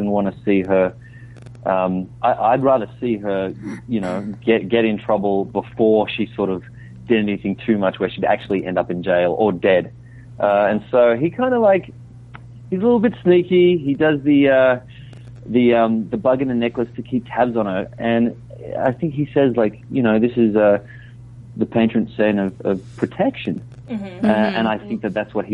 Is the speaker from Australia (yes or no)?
yes; Australia; I'm actually from Australia.